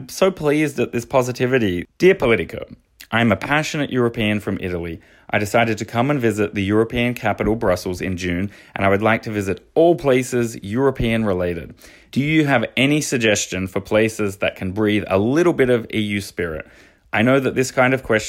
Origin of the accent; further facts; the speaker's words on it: Australia; now in Belgium; as an Australian